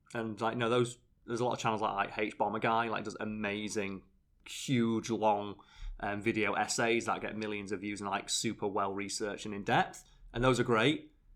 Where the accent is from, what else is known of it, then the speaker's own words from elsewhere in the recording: United Kingdom; I'm British.